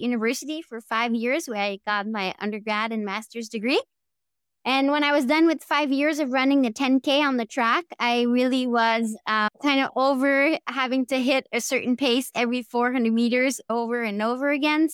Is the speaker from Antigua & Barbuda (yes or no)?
no; Quebec, Canada; accent: Quebec accent; English is a second language; moved away as an adult; also born or lived in San Diego; I grew up in Quebec